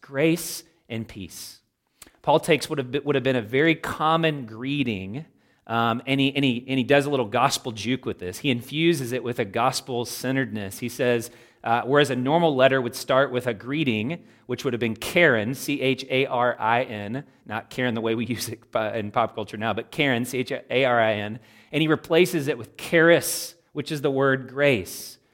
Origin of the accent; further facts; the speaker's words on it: Louisville, Kentucky, United States; I am a Kentuckian. I was raised in Louisville, Kentucky